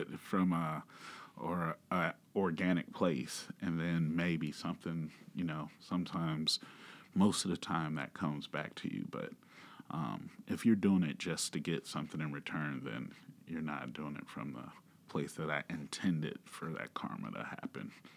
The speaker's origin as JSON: {"language": "English", "region": "Georgia", "country": "United States", "also_born_or_lived": "Manhattan, Kansas", "moved": "yes", "lives_now": "Kansas, United States", "said": "I'm originally from Georgia"}